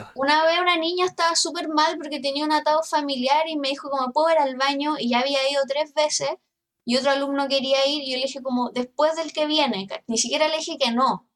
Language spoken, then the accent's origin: Spanish; Santiago, Santiago Metropolitan Region, Chile; seguí el estereotipo de ñuñoíno, no, no salí de Ñuñoa